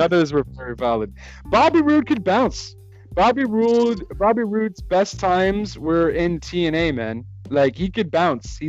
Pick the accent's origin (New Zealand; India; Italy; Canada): Canada; As a Canadian